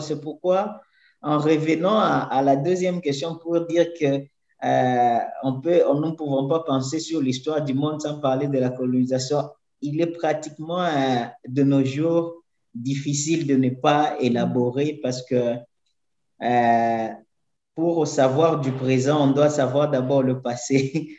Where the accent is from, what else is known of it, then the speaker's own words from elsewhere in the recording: DR Congo; first language French; moved away as an adult; now in São Paulo, Brazil; Moi, je viens de la République démocratique du Congo, mais je vis ici à São Paulo